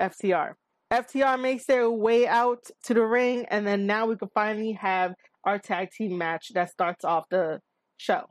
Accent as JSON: {"language": "English", "town": "New York City", "region": "New York", "country": "United States", "said": "I am a New Yorker. I am based out of NYC. This is my home"}